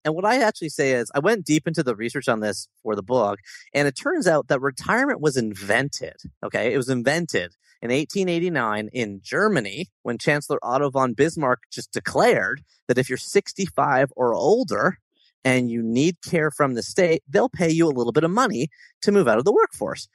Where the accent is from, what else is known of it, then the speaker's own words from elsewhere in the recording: Toronto, Ontario, Canada; my hometown of Toronto